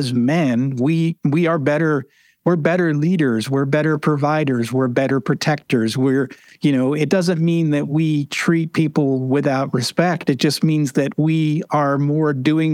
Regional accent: New England, United States; I grew up in New England

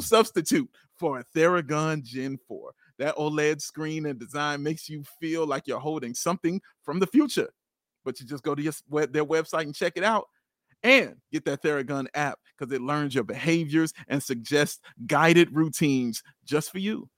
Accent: Chicago, Illinois, United States; I'm from Chicago

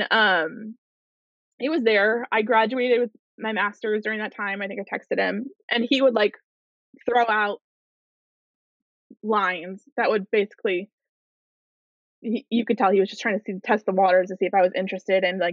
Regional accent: Chicago, Illinois, United States; I grew up in Chicago

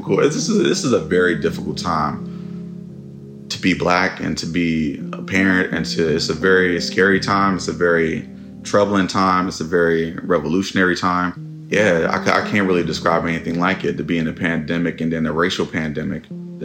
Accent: Oakland, California, United States; 96 and Sunnyside. That's, stomping grounds.

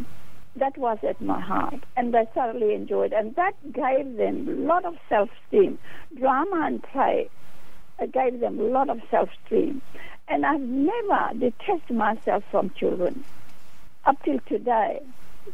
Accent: Fiji; moved away as an adult; now in Australia; My father was an immigrant to Fiji Island, and I am immigrant from my education. I completed teacher's education in Fiji, and I migrated to Australia in 1970.

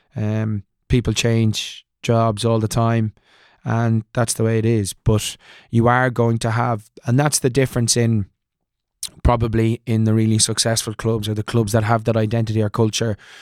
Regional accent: Ireland; moved away; also born or lived in Leicester, England; I'm an Irish boy

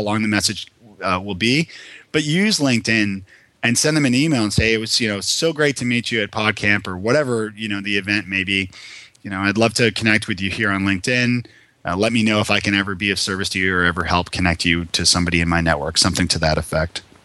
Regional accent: Toronto, Ontario, Canada; moved away as an adult; now in Nashville, United States; I'm from Toronto originally.

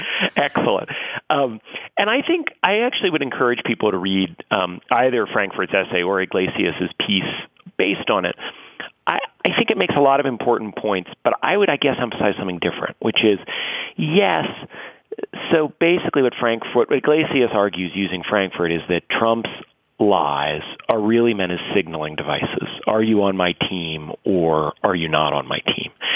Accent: New York City, New York, United States; I grew up in and around New York City.

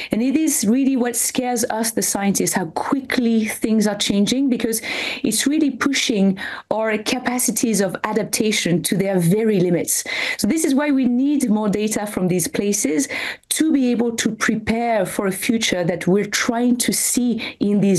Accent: French Alps, France; I come from the French Alps

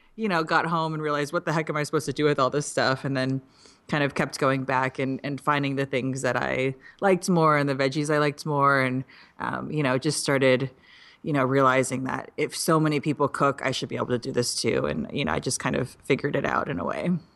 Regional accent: Midwest, United States; I'm from the Midwest

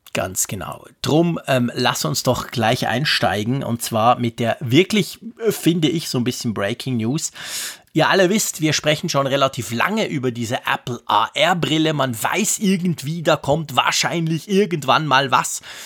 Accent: Switzerland; als Schweizer

